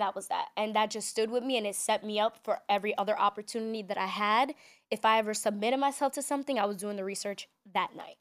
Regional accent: New York City, New York, United States; growing up in New York City, we're so diverse

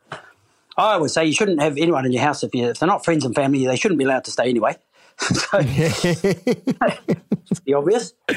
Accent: New Zealand; moved away as an adult; now in United Kingdom; I'm from New Zealand

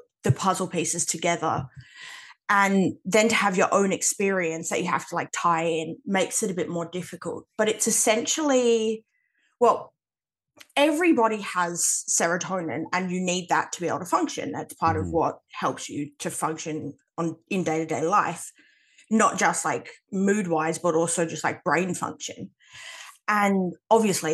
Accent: Western Australia, Australia; I'm Australian.

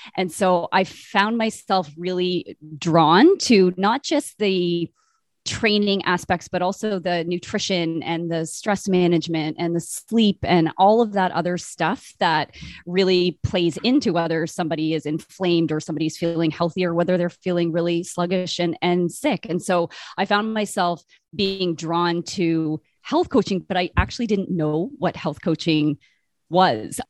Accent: Brockville, Ontario, Canada; now in Winnipeg, Canada; I grew up in Brockville, Ontario, kind of between Toronto

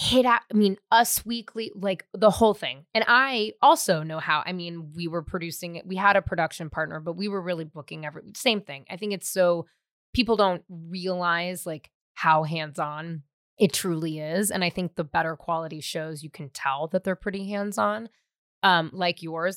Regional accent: San Francisco, California, United States; also born or lived in West Hollywood; now in Glendale, United States; I'm from San Francisco

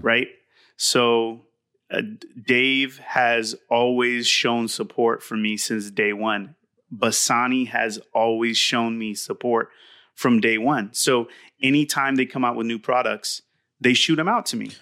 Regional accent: Southern California, United States; from Southern California, raised here

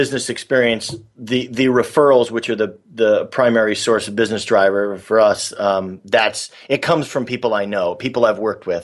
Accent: San Diego, California, United States; moved away as an adult; also born or lived in New York; I grew up in San Diego, and I lived in New York for 17 years

